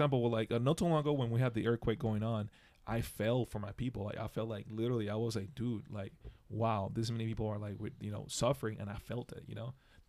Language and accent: English; Dominican Republic; And I was raised in the Dominican Republic